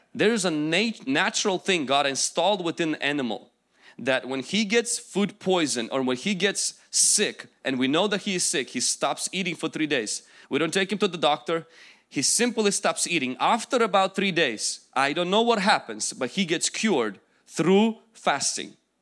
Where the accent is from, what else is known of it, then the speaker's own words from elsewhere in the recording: Ukraine; English is a second language; moved away; I will go back to my country, where I came from